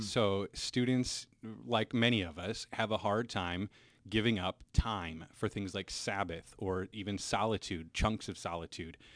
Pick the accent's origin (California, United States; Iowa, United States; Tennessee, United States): Iowa, United States; Cedar Rapids; moved away; also born or lived in Minnesota; originally, I'm from Cedar Rapids, Iowa, so fellow Hawkeye here.